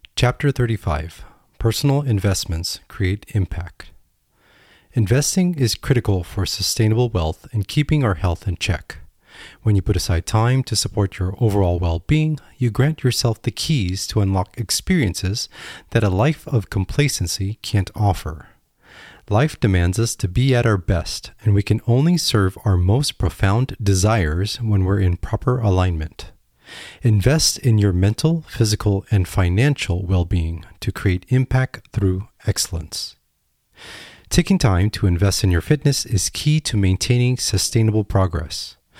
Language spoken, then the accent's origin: English; United States; I am an American